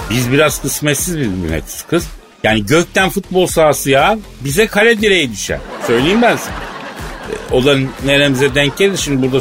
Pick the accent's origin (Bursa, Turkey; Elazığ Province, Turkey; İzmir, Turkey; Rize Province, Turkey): Elazığ Province, Turkey; Elazığ; Ya ben Elazığlıyım ya Ben bak koyayım ben.